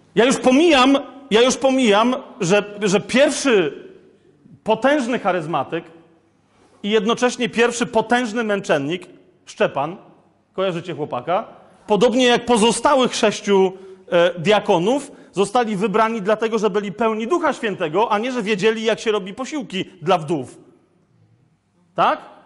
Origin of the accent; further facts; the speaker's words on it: Kraków, Lesser Poland, Poland; ja jestem z Krakowa, u nas się, wiecie, to jest stara Galicja i u nas, się, u nas się nie wychodzi na dwór, no wiecie, tylko na pole